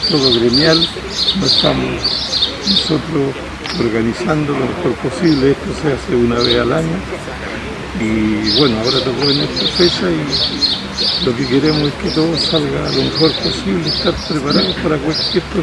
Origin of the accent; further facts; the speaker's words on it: Temuco, Araucanía, Chile; Yo soy de Temuco, viene mucha gente del sur, desde la isla también